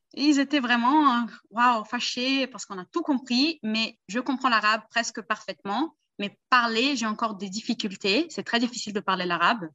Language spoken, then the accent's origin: French; Brazil; Je suis né au Brésil